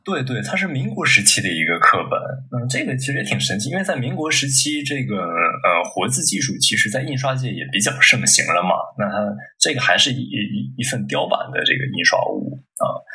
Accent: Dalian, Liaoning, China; 我出生于这个辽宁省大连市啊

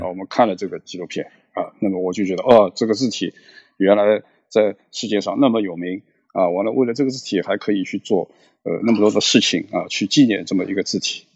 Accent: Shanghai, China; 我现在在上海，呃，我是一九六零年出生于上海，那么几乎就是，呃，没有离开过这个城市。那么我大概在三十年前，啊，也就是一九九零年代初的时候，呃，开始进行的平面设计工作。一九九四年的时候，我在上海注册了那个自己的设计工作室

